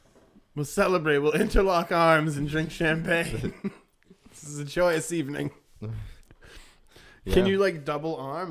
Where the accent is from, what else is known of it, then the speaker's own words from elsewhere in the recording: Massachusetts, United States; I'm from Massachusetts.